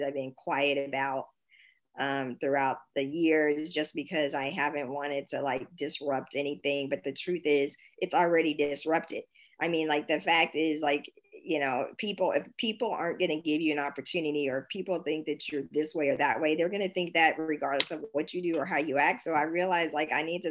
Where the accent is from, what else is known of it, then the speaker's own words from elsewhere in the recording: Kansas, United States; also born or lived in San Francisco, United States; now in Germany; growing up in Kansas